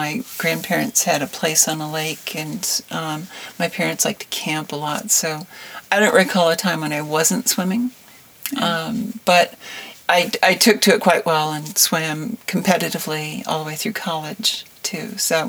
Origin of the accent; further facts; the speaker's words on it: Wisconsin, United States; born there; also born or lived in Illinois; So I was born in Wisconsin and then we moved around quite a bit. We had a farm in Illinois for a while. And we grew sweet corn and watermelons, and it was a very small farm.